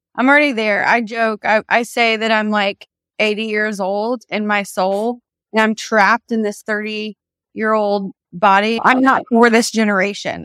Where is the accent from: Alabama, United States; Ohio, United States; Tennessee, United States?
Tennessee, United States; Nashville; I'm from Nashville, was raised here